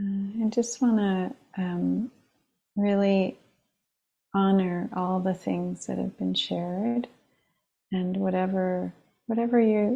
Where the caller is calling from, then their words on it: New York, United States; I'm calling in from the East Coast, the land of the Munsee, Lenape, and Merrick peoples of Long Island.